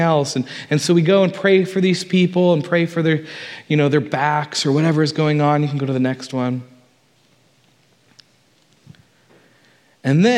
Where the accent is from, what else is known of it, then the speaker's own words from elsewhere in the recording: United States; I'm American